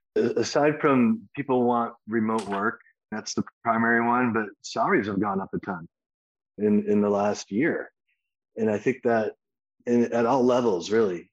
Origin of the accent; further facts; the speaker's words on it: Kalamazoo, Michigan, United States; moved away; I'm originally also from the Midwest, from Kalamazoo, Michigan.